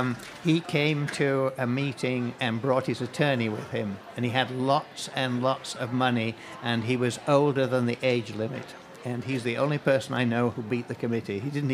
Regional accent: England, United Kingdom; I'm from England.

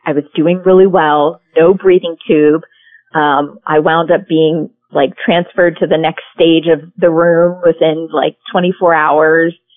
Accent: Pennsylvania, United States; moved away as an adult; now in California, United States; we grew up in Pennsylvania

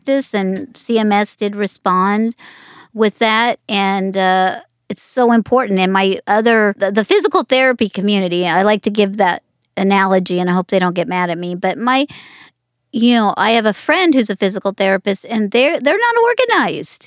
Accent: Las Vegas, Nevada, United States; I grew up in Las Vegas.

